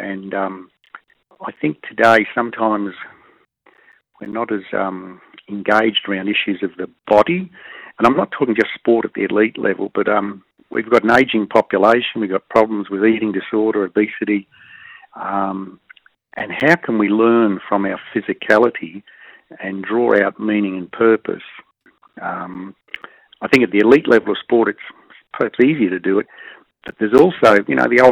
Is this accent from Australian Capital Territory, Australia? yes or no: yes; Canberra, Australian Capital Territory, Australia; also born or lived in New Zealand; Growing up in Canberra in the 60s